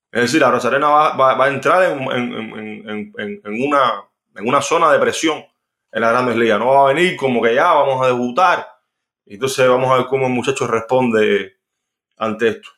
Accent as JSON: {"language": "Spanish", "region": "Villa Clara", "country": "Cuba", "tie": "born or raised there", "said": "en el estadio de Villagara, donde, donde yo nací"}